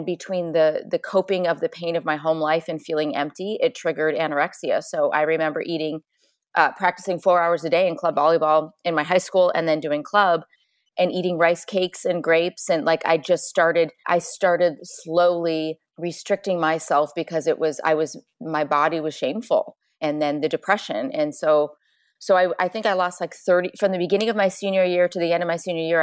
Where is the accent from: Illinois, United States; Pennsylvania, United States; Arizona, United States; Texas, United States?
Illinois, United States; Chicago; I grew up in Chicago, small farm town